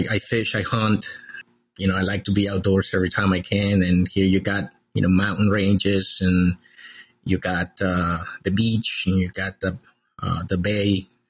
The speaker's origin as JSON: {"language": "English", "region": "Maryland", "country": "United States", "tie": "born or raised there", "also_born_or_lived": "El Salvador", "said": "So, I was born in El Salvador originally, and I lived there until I was 11 years old, in the middle of a civil war. Then I came to the U.S. under political asylum in 89 and, grew up here in the Maryland, Washington, D.C. area."}